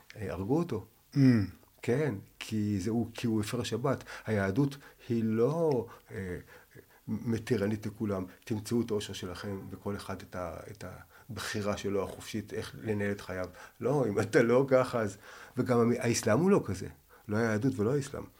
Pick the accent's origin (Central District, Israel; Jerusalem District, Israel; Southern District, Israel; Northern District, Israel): Jerusalem District, Israel; Jerusalem; אני מירושלים, ואני עכשיו בן 60, ואני הבכור, וחזרתי בתשובה בגיל 12, הייתי ביהדות